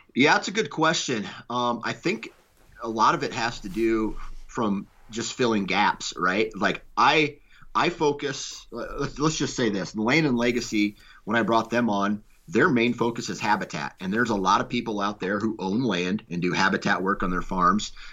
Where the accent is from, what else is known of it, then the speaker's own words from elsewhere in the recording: Iowa, United States; I was born in Iowa.